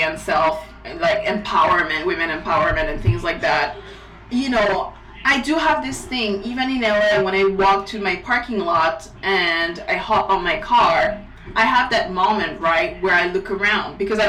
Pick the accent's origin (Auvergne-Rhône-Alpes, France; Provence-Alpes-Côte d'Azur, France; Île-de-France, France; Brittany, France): Île-de-France, France; Paris; also born or lived in Vélizy; now in New York, United States; I was born and raised in Paris